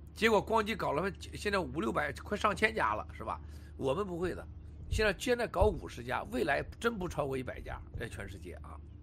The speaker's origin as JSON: {"language": "Chinese", "country": "China", "said": "我们中国人"}